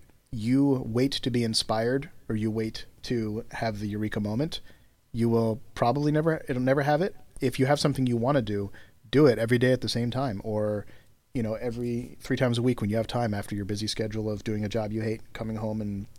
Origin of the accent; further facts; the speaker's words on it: United States; I'm American, obviously. I live in the U.S. I was born here, lived here my whole life.